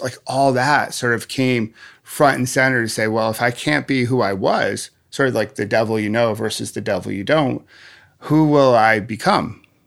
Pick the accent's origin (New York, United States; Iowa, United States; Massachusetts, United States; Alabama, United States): New York, United States; Rochester; moved away; I grew up in Rochester, New York, the home of Kodak.